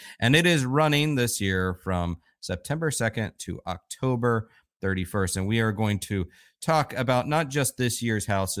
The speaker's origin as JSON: {"language": "English", "town": "Orlando", "region": "Florida", "country": "United States", "tie": "born or raised there", "said": "the fact that I grew up in Orlando"}